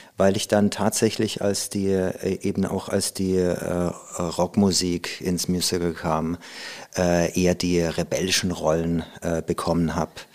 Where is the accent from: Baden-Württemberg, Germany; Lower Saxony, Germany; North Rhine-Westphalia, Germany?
Baden-Württemberg, Germany; Karlsruhe; moved away; also born or lived in Hamburg; in Karlsruhe, wo ich aufgewachsen bin